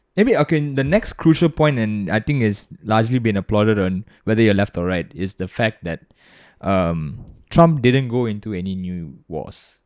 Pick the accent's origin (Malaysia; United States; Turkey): Malaysia; as an American, um, but also as a Malaysian